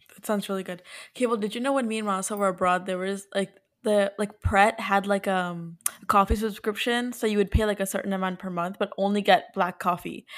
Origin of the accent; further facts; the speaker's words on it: New Jersey, United States; moved away as an adult; now in New York, United States; we're all from Jersey